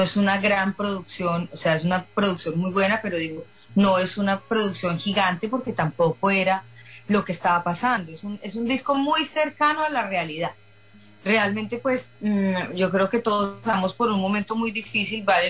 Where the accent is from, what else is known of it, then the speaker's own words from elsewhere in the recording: Colombia; moved away as an adult; now in Miami, United States; yo soy una chica colombiana